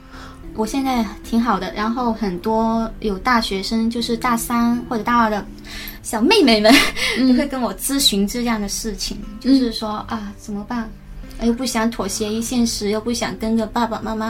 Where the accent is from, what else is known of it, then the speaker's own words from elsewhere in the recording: Zhanjiang, Guangdong, China; accent: non-standard Mandarin (Guangdong); 广东人嘛，就是大家都说我的普通话不标准。